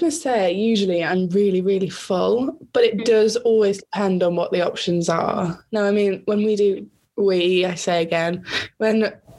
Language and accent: English; Herefordshire, West Midlands, United Kingdom; moved away as an adult; now in Swansea, United Kingdom; I'm a nursing student from Swansea University, and I'm originally from Herefordshire, and I'm also Jemima's cousin.